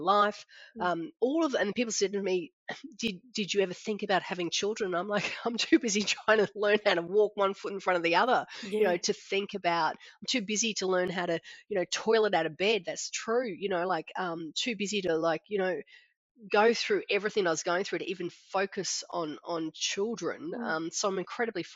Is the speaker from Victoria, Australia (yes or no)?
no; Brisbane, Queensland, Australia; moved away as an adult; now in Noosa, Australia; grew up at the Gap, only child